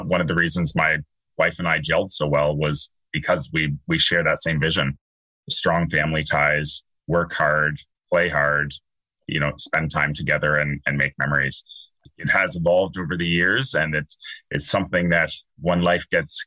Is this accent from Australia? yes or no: no; Dorchester, Ontario, Canada; moved away as an adult; also born or lived in Toronto / Milton; now in South Georgian Bay, Canada; I had actually grown up outside London, Andrew, on a small farm in Dorchester